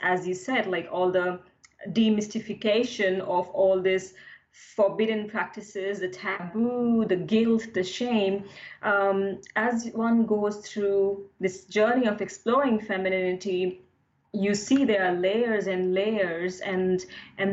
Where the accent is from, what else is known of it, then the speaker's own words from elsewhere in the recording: India; now in London, United Kingdom; being grown up in India in a conservative family